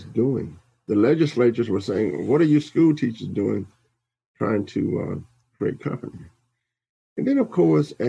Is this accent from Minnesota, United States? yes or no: no; Louisiana, United States; I'm from Louisiana